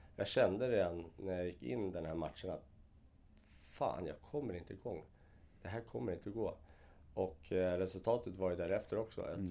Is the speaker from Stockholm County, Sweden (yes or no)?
yes; Vallentuna, Stockholm County, Sweden; Jag är uppväxt ute i Vallentuna